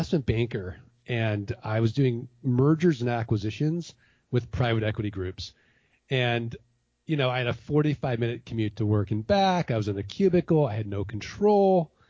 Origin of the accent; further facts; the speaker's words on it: Missouri, United States; So Ken, I'm from Missouri. I'm from the show me state, right?